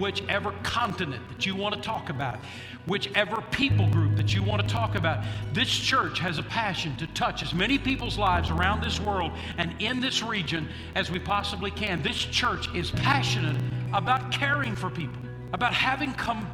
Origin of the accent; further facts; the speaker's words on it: Oklahoma, United States; When I was a grade schooler growing up in Oklahoma